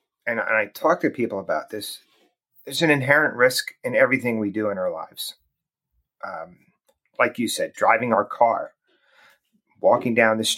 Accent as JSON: {"language": "English", "region": "New Jersey", "country": "United States", "tie": "born or raised there", "said": "I grew up in New Jersey"}